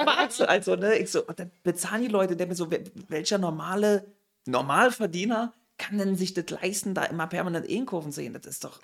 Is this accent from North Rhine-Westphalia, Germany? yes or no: no; Berlin, Germany; accent: Berlinerisch; das ist in Pankow. Bin dann halt, wie gesagt, eigentlich war ich die ganze Zeit in Pankow gewesen